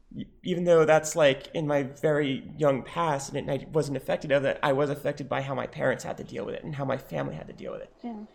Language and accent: English; United States; also born or lived in Lebanon; while I was born in America, I was brought back to Lebanon just as the Civil War started back up.